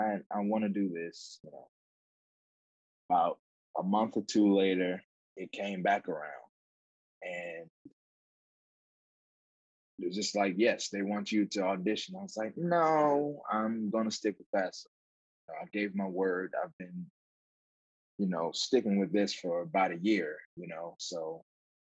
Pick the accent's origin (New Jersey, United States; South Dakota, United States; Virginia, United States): New Jersey, United States; I'm from New Jersey